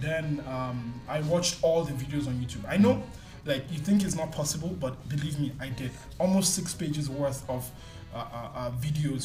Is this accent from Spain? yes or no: no; Nigeria; now in Malaysia; as a Nigerian here